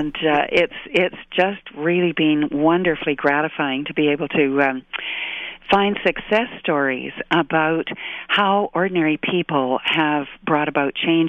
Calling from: British Columbia, Canada; I'm in British Columbia, and it's beautiful and sunny this morning.

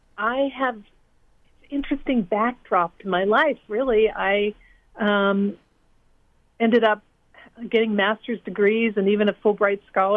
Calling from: Cooperstown, New York, United States; I am calling in from Cooperstown, New York.

